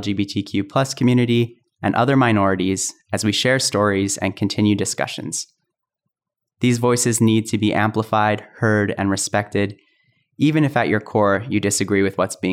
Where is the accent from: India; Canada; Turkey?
Canada; Calgary, Alberta; growing up in Calgary